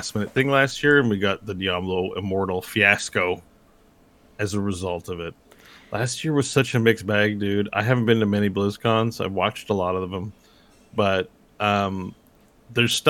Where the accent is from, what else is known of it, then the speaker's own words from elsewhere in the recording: Canada; I'm Canadian